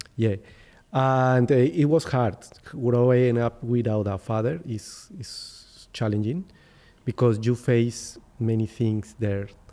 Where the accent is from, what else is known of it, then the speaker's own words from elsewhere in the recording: Bogotá, Colombia; English is a second language; also born or lived in Popayán, Colombia; I am originally from Popayán. Popayán is a small town in the south, on the south of Colombia. But I am from Bogotá because I have lived there all my life, from since I was three years old.